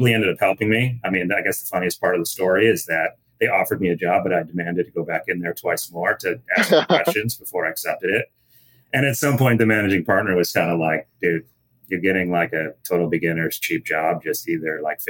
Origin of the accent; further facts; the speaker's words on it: Chicago, Illinois, United States; I grew up in the Chicago area